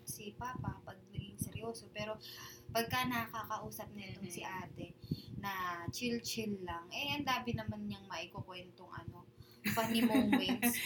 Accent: Taytay, Calabarzon, Philippines; we're from Taytay Rizal

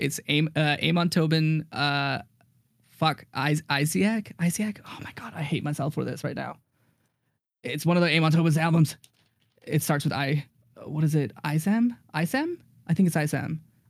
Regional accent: India; because like I'm from India and like my parents' religion is Hinduism.

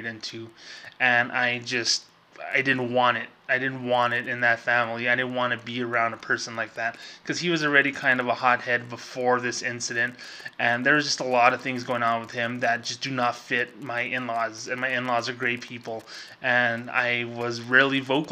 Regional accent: Socorro, New Mexico, United States; now in Las Cruces, United States; I grew up with in my hometown of Socorro, New Mexico, and here in Las Cruces, New Mexico, where I've, you know, put roots

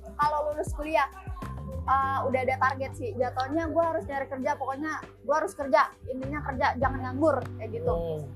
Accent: Tangerang, Banten, Indonesia; Orang Tangerang asli.

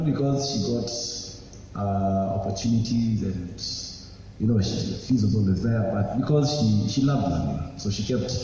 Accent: Mombasa, Mombasa County, Kenya; moved away as an adult; also born or lived in Juja; I grew up in Mombasa. That's where I was born and raised.

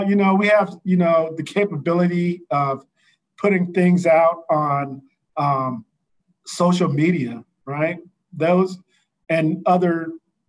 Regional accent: St. Louis, Missouri, United States; Him and I are hometown guys. He's from St. Louis. I'm from St. Louis. Hometown guy

